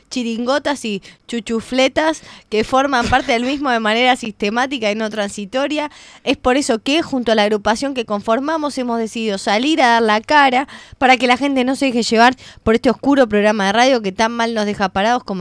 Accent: Burzaco, Buenos Aires Province, Argentina; No, no, no. te equivocaste. Ah. Soy de Bursaco, tres cuadras de la autopista, del lado medio heavy.

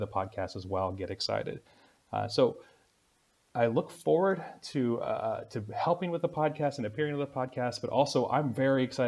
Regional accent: United States; now in Moldova; my experience as an American in Moldova

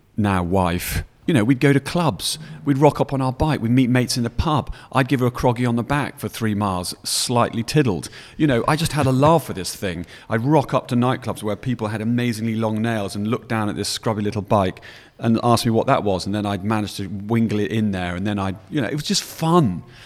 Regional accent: Yorkshire and the Humber, United Kingdom; moved away as an adult; also born or lived in Newcastle; now in London, United Kingdom; I was brought up in Yorkshire, and then I'd been to Newcastle Uni

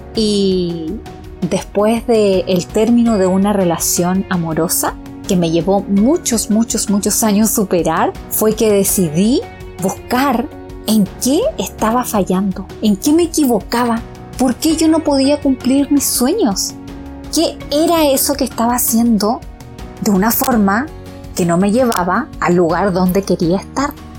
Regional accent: Chile; also born or lived in Pichilemu; soy chilena, vivo en un lugar que se llama Pichilemu

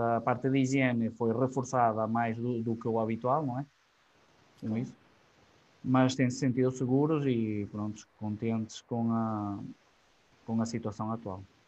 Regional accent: Argoncilho, Aveiro District, Portugal; Eu sou de Argoncilho

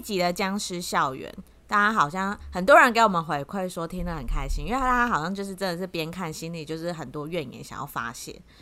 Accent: Taiwan; 就是我们台湾人的想法跟他们韩国人的想法有什么不一样？

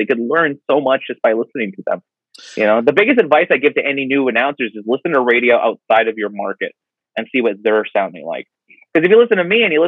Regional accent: Kahnawake, Quebec, Canada; I grew up on a native reservation just on the south shore of Montreal. I'm from Gahnawake, Mohawk Territory.

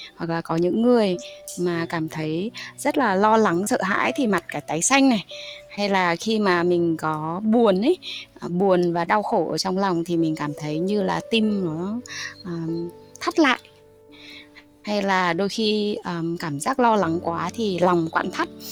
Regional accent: Hà Tĩnh, Vietnam; mình là người Hà Tĩnh

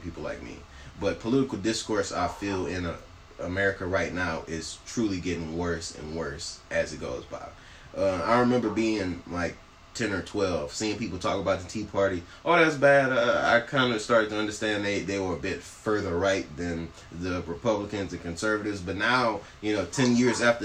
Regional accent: Texas, United States; we grew up in Texas, in a southern state.

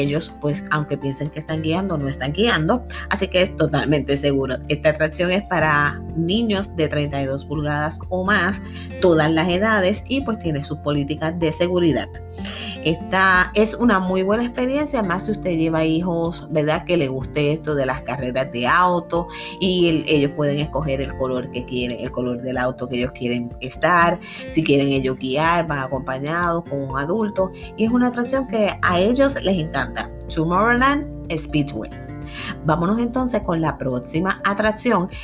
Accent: Puerto Rico; como buenos boricuas acá

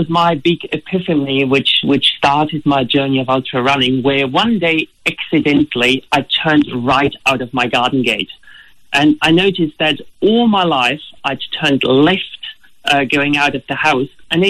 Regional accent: Germany; English is a second language; now in Australia; As you can hear from my accent, originally I'm not Australian. I come from Germany.

